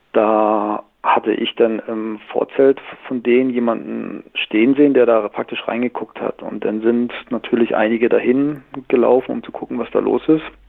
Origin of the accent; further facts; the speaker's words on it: Northern Germany, Germany; moved away as an adult; now in Southern Germany; ich bin gebürtiger Norddeutscher, bin mit 18 Jahren aber nach Süddeutschland gegangen und lebe hier seit 20 Jahren